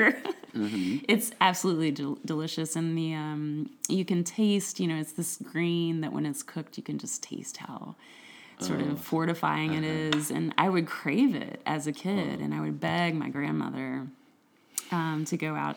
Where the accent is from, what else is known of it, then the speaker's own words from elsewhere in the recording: East Tennessee, United States; In East Tennessee, in the foothills of this great Smoky Mountains